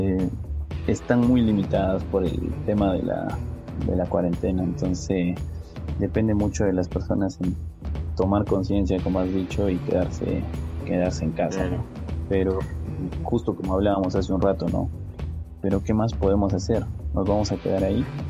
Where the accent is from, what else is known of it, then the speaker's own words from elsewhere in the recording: Arequipa, Peru; yo soy peruano, soy arequipeño